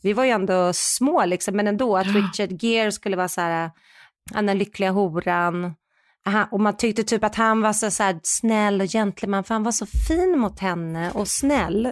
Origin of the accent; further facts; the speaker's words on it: Sweden; vi är ju svenskar